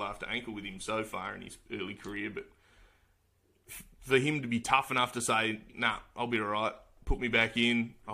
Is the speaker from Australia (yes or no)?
yes; Australia; being Australian